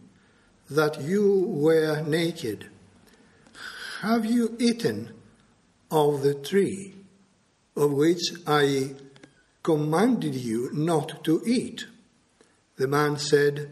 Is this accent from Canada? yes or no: no; Greece; I am a Greek national. I was born and brought up in Greece